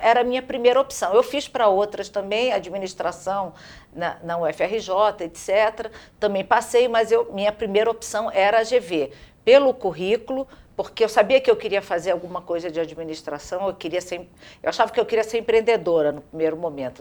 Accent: Rio de Janeiro, Brazil; also born or lived in Santos; eu vim para o Rio de Janeiro, é, eu era jovem, muito pequena, três anos e meio, eu fui para uma casa na Tijuca

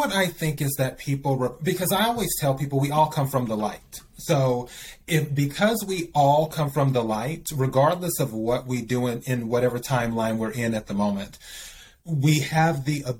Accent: the South, United States; growing up in the South, Baptist, Methodist

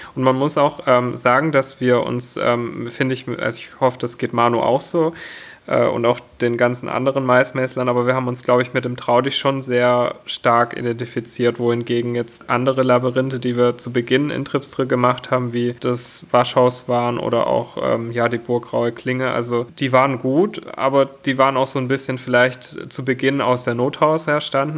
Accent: near Stuttgart, Baden-Württemberg, Germany; Ich äh, komme aus der Nähe von Stuttgart

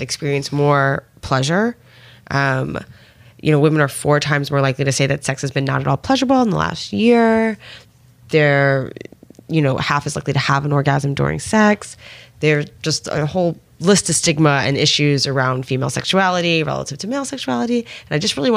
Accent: United States; I grew up outside of New York City

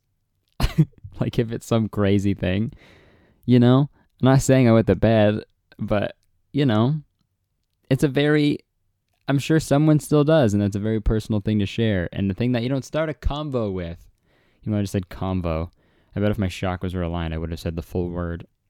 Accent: Canada

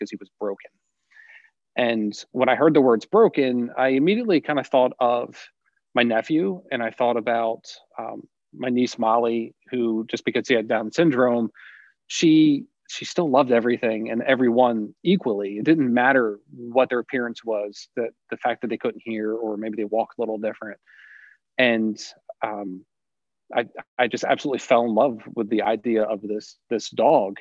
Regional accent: Millville, New Jersey, United States; I grew up in Millville, right next door to where I teach now

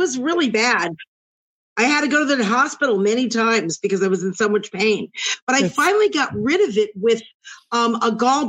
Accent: New York City, New York, United States; moved away as an adult; also born or lived in Brooklyn; now in Los Angeles, United States; I'm a New Yorker. I'm born and bred in New York, born in Brooklyn, raised in Queens.

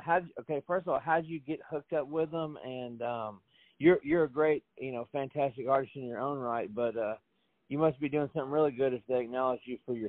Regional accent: Franklin, Tennessee, United States; Franklin as well, which is my hometown.

